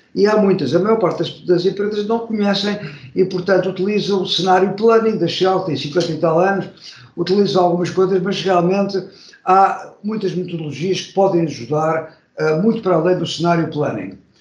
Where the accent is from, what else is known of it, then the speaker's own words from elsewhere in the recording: Portugal; moved away as an adult; also born or lived in Sheffield, England; nasci em Portugal, mas estive 42 anos fora, só agora que estou a regressar